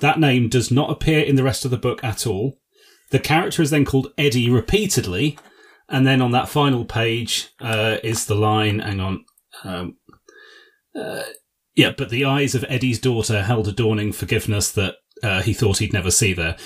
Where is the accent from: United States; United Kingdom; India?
United Kingdom; England; That's how we say it in England